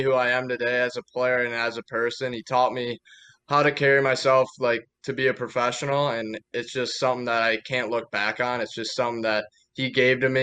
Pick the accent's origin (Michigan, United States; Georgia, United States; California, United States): Michigan, United States; Detroit; I was going to be drafted my hometown team